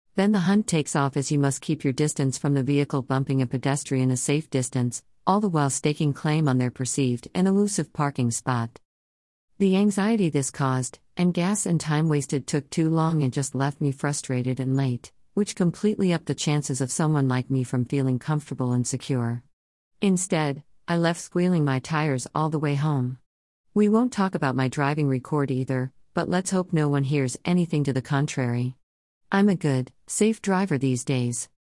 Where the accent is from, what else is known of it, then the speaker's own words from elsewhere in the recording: California, United States; entirely raised and birthed in California, only leaving home for quick jaunts across half of these United States.